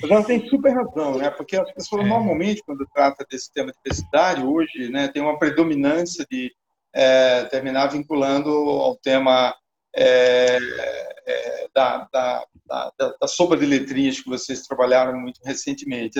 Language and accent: Portuguese; Maceió, Alagoas, Brazil; eu nasci aqui em Maceió, né, nesse lugar privilegiado aqui do Nordeste brasileiro